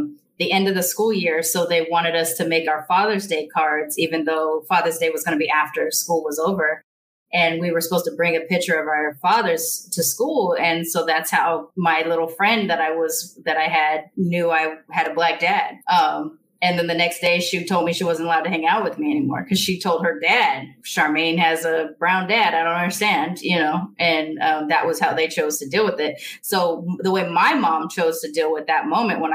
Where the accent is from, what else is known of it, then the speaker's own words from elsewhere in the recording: United States; I'm American